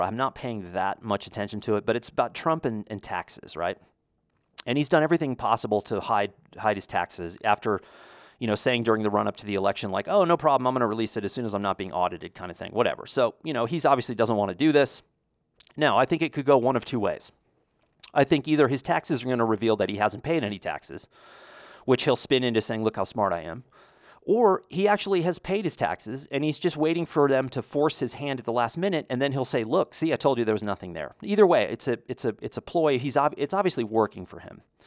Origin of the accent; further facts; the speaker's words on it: United States; as an American